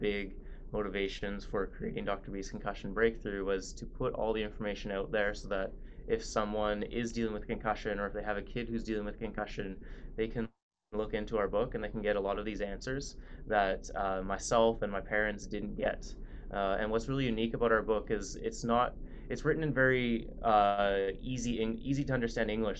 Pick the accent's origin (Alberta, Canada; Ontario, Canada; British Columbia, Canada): British Columbia, Canada; Vancouver; I grew up in Vancouver, Canada